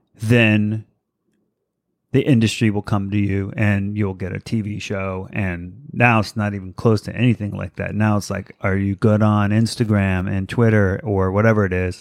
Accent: East Coast, United States; moved away as an adult; also born or lived in Virginia; now in Los Angeles, United States; I grew up on the East Coast.

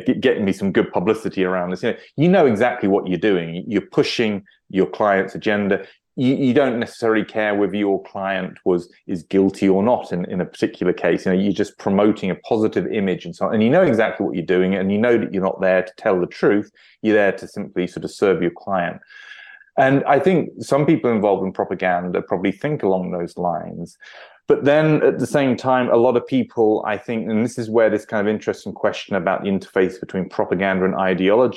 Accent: United Kingdom; as a British citizen

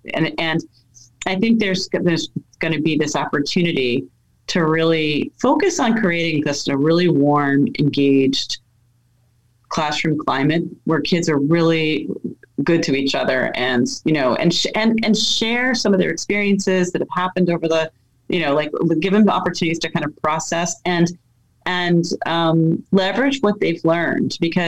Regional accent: New York City, New York, United States; born there; We moved around a lot. I was born in the Bronx.

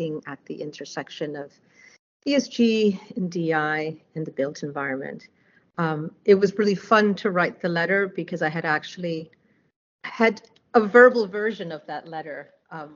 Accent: New York, United States; as a New Yorker

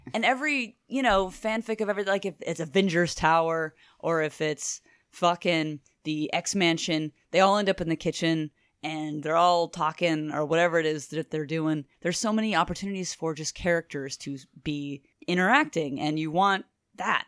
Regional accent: Lake Charles, Louisiana, United States; I'm Cajun. on both sides of my family. We're raised in Lake Charles, Louisiana.

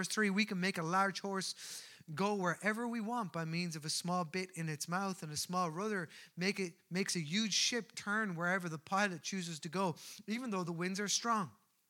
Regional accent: Newbridge, County Kildare, Ireland; I grew up in Newbridge of County Kildare, and I was known as a Colchie.

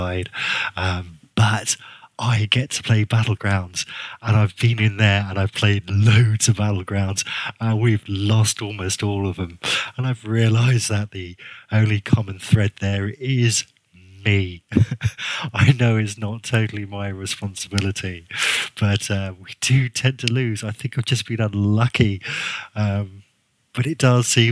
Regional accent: Guernsey; accent: kind of English; the island's called Guernsey, so I'm a Guernseyman.

